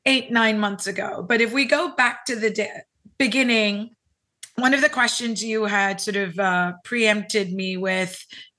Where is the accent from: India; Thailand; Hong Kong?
Hong Kong; also born or lived in Philippines / Los Angeles / New York / San Francisco; now in South Texas, United States; I was born in the Philippines, raised in Hong Kong, lived in LA, New York, San Francisco, and Dubai, and I've been in South Texas now for almost 7 years.